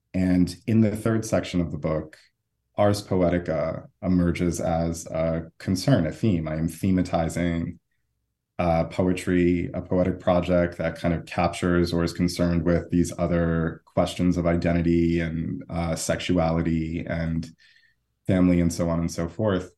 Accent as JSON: {"language": "English", "country": "United States", "said": "I'm from the United States"}